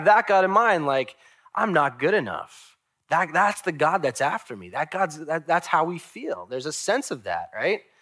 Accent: Long Island, New York, United States; I'm from Long Island

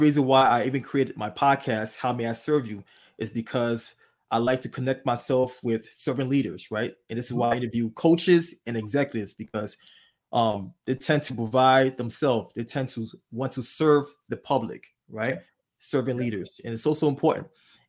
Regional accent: Monrovia, Montserrado, Liberia; born there; I was born in Monrovia. I was born in Monrovia, Liberia, and I also experienced the devastation of the Liberian Civil War, right?

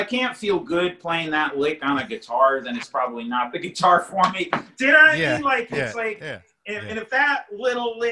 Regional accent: East Coast, United States; growing up on the East Coast

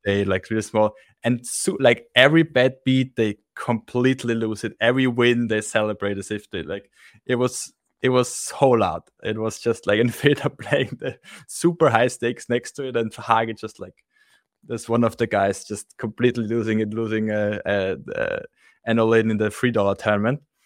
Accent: Austria; I'm from Austria

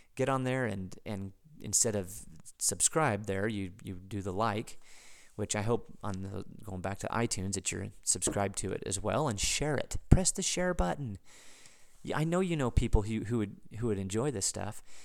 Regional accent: United States; an American, as a, as a, as a citizen of the United States

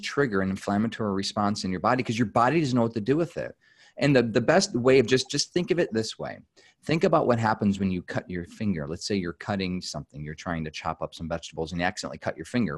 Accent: United States; as an American

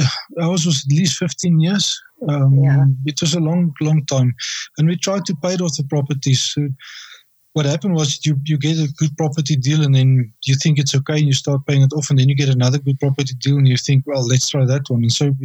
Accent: South Africa; born or raised there; moved away as an adult

